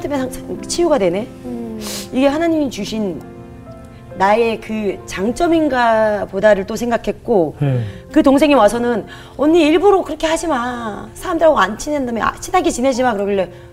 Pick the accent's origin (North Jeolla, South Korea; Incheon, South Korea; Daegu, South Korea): North Jeolla, South Korea; Gunsan; now in Seoul, South Korea; 제가 원래 군산 출신이거든요.